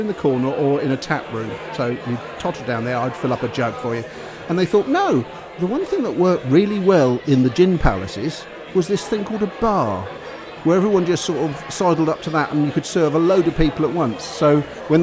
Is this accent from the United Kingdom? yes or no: yes; around London, United Kingdom; I was brought up down here around London